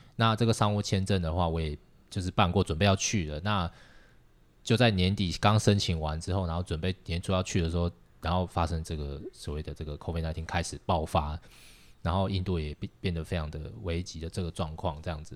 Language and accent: Chinese; Taiwan; now in Japan; 我们台湾人